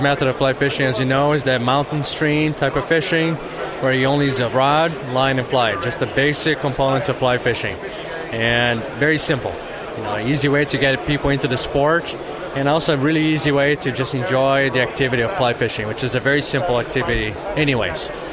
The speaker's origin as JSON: {"language": "English", "country": "Brazil", "tie": "born or raised there", "moved": "yes", "lives_now": "California, United States", "said": "where I grew up in Brazil"}